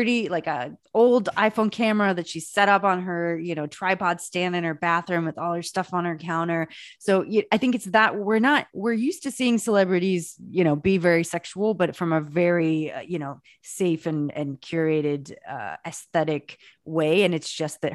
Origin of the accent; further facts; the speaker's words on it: France; moved away; I lived in France. I grew up in France and I worked in journalism there